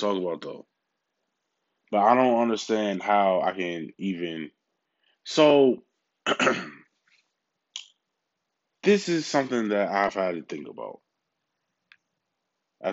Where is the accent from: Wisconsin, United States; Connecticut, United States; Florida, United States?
Wisconsin, United States; Milwaukee; Milwaukee? That's where I'm from. I'm from Milwaukee. Like, I'm not from anywhere else.